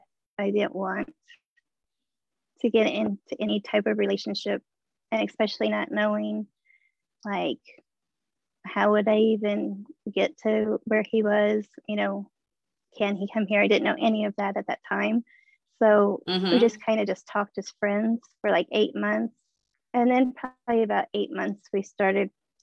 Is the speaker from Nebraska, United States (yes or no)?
yes; Omaha, Nebraska, United States; I'm from Omaha, Nebraska.